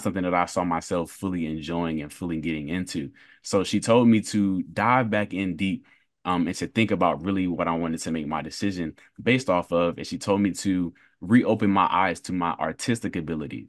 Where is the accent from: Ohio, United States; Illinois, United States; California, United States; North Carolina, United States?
North Carolina, United States; Durham; I was born and raised in Durham, North Carolina